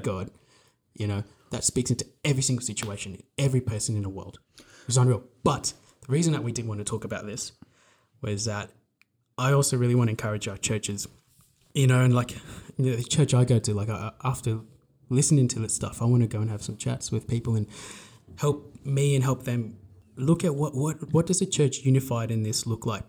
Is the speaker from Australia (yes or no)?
yes; Australia; we're from Australia